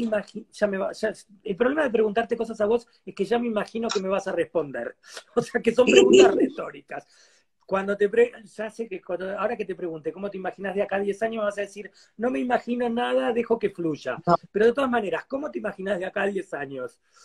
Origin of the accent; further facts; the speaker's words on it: Argentina; yo soy argentino